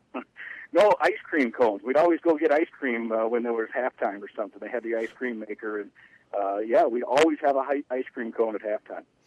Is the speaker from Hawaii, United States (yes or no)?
no; Iowa, United States; moved away as an adult; also born or lived in St. Louis, Missouri / Minnesota; I grew up in Iowa